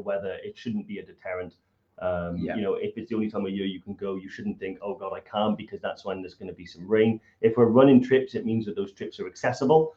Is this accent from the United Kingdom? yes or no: yes; Welsh, Wales, United Kingdom; being Welsh